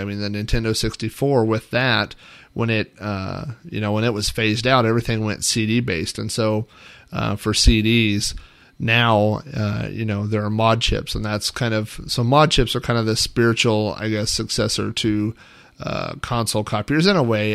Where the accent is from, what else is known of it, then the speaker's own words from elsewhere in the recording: Oklahoma, United States; a kid and growing up in the Midwest, in the middle of Oklahoma